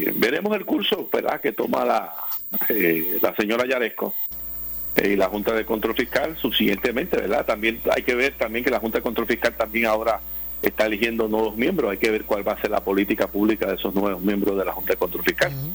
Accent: Puerto Rico; de los ciudadanos americanos que vivimos en Puerto Rico

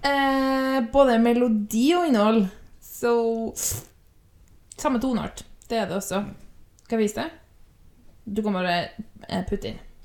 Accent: Trøndelag, Norway; accent: trøndersk; jeg er trønder

